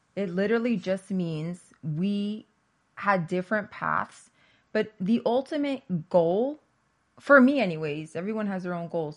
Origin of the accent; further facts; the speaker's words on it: New Jersey, United States; I grew up in New Jersey